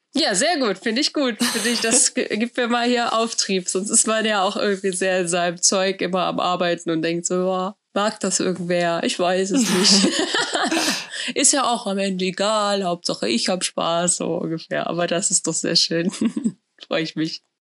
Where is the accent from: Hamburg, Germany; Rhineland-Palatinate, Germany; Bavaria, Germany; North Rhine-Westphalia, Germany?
North Rhine-Westphalia, Germany; a village near Bielefeld; Ich habe in einem Dorf bei Bielefeld gelebt.